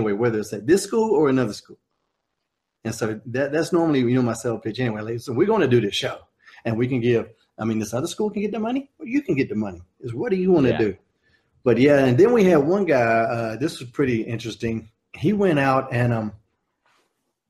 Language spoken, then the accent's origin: English; Smithfield, North Carolina, United States; There's an aquatic center in Smithfield, North Carolina that has a real big gymnasium type things that you could pack a bunch of people in. And that's my hometown